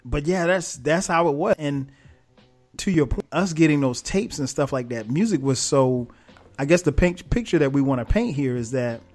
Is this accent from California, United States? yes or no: no; Florence, South Carolina, United States; my hometown, Florence, South Carolina